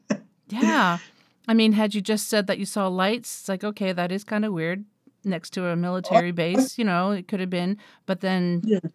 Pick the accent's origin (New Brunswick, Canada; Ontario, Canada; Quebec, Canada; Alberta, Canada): New Brunswick, Canada; Moncton; moved away; back in my hometown in New Brunswick on the east coast of Canada, um, in Moncton